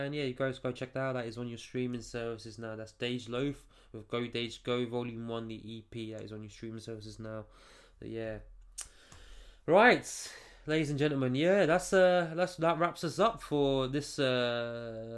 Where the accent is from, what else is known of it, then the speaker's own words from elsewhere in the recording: Stevenage, East of England, United Kingdom; I'm from Stevenage in the UK, you know, just outside of London